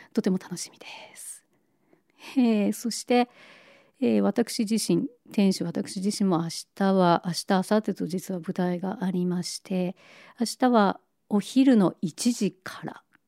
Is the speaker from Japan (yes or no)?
yes; Niigata, Japan; moved away; 雪深い新潟で育った